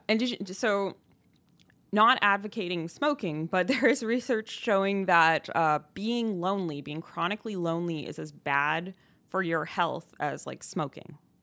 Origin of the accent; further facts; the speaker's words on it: Ontario, Canada; now in Montreal, Canada; I'm not from here. I'm from Ontario.